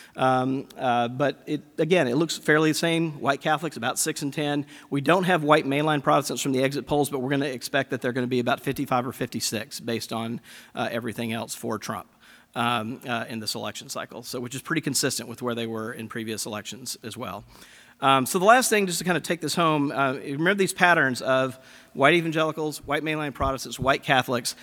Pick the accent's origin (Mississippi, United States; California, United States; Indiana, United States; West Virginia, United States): Mississippi, United States; I grew up Southern Baptist in Mississippi